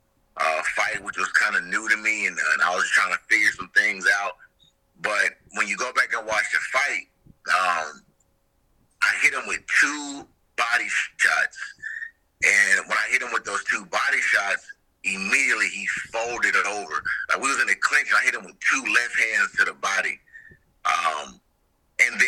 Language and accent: English; near Rock Hill, South Carolina, United States; not too far from my hometown